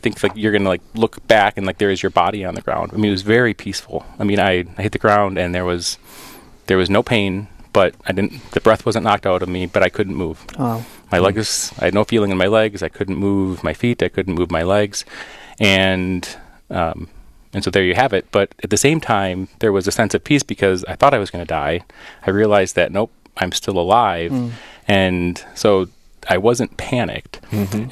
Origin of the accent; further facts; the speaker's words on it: Wisconsin, United States; moved away as an adult; now in Rochester, United States; So I was born and raised in Wisconsin